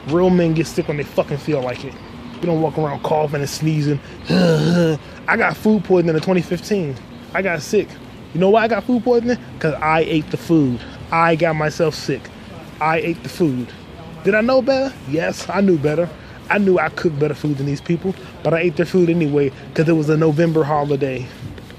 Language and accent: English; Virginia, United States; I'm from Virginia